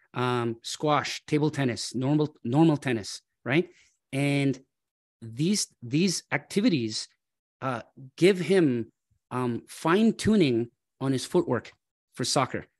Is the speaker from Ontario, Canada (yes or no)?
yes; Toronto, Ontario, Canada; I grew up in Scarborough, uh, Nielsen and Shepherd area.